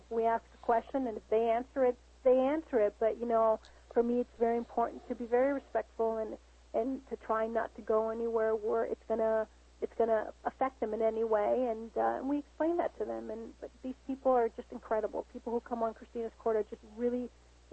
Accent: United States; as a Latina, you know, I am an American, I am Latina. I always say I'm 50-50.

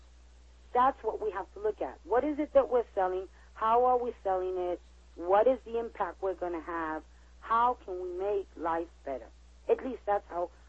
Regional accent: New York City, New York, United States; born and raised in New York City

